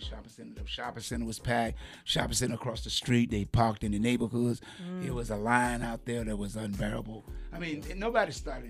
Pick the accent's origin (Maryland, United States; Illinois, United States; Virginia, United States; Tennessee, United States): Virginia, United States; Portsmouth; We are from Portsmouth